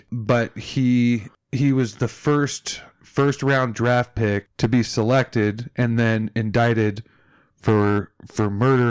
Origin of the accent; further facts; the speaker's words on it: Chicago, Illinois, United States; I grew up in Chicago, right? And we lived three blocks from like the borderline west side of Chicago.